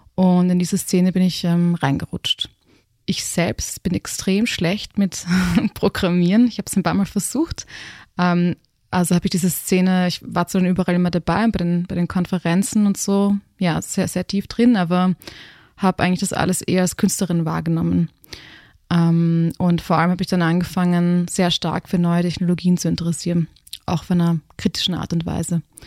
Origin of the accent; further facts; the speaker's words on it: Graz, Styria, Austria; moved away as an adult; also born or lived in Berlin / Los Angeles; ich bin am Stadtrand von Graz aufgewachsen